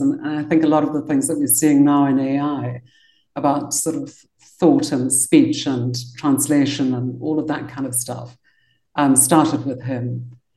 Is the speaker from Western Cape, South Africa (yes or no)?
yes; Cape Town, Western Cape, South Africa; moved away as an adult; also born or lived in London, United Kingdom; I got to be born in Cape Town. And I grew up in South Africa